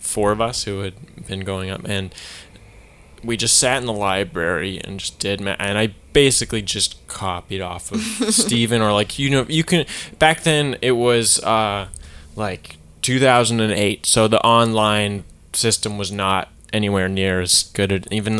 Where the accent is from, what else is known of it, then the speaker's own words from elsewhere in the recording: Burnaby, British Columbia, Canada; also born or lived in Port Moody; I moved from Burnaby to Port Moody, and I had to do grade 8 math again